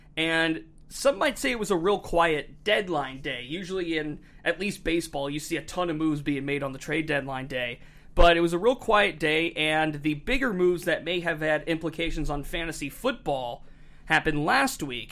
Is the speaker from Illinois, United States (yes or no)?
no; Northeast Ohio, United States; I grew up in Northeast Ohio